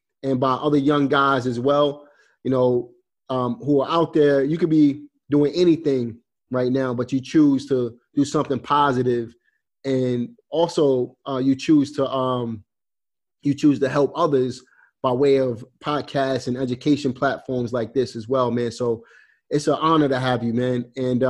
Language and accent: English; New York City, New York, United States; I'm from Brooklyn